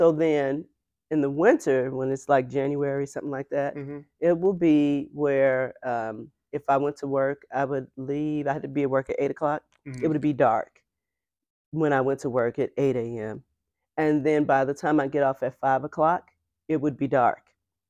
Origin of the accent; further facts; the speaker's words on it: Illinois, United States; From Illinois, from